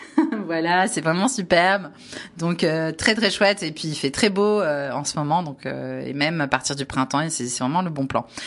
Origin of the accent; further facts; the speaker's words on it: Var, Provence-Alpes-Côte d'Azur, France; je suis varoise de la PACA